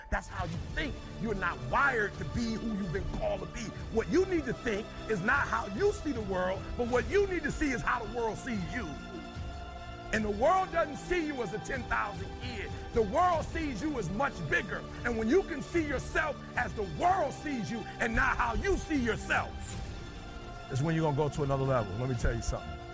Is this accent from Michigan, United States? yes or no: yes; Detroit, Michigan, United States; I'm from Detroit, high school dropout